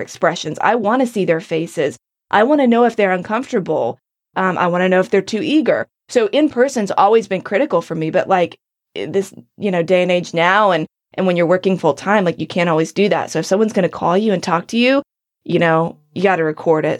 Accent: North Carolina, United States; moved away; my hometown, in my area. I know the state of North Carolina

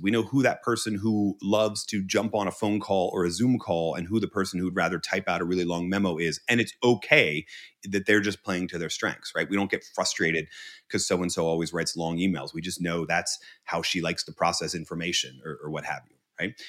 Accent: Northeast of the United States, United States; I come from the Northeast of the United States.

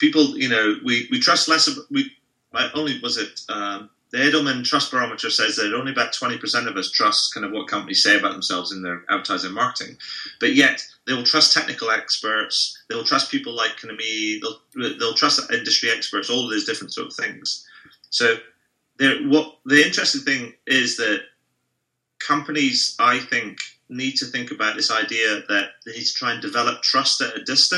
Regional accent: United Kingdom; as a Brit, I would never give somebody a 10 just because I wouldn't.

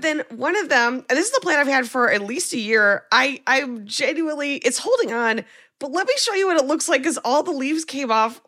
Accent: New York, United States; as a New Yorker

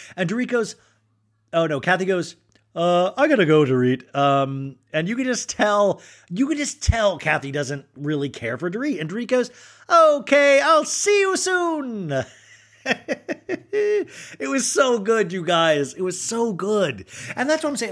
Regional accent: Kansas, United States; I was raised in Kansas

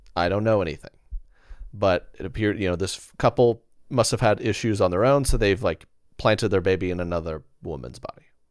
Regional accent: Oklahoma City, Oklahoma, United States; I'm from Oklahoma City area

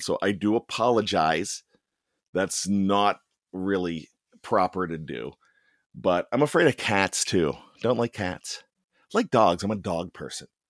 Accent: Pittsburgh, Pennsylvania, United States; accent: semi Yinzer; me with my my semi Yinzer accent

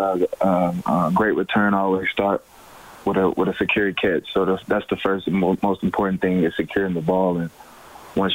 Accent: Birmingham, Alabama, United States; I'm from Birmingham, Alabama

